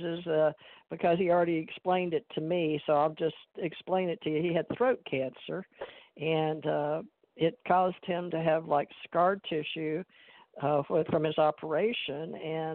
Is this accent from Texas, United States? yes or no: yes; Houston, Texas, United States; moved away as an adult; also born or lived in Louisiana; I was born in Louisiana and raised in Texas, Houston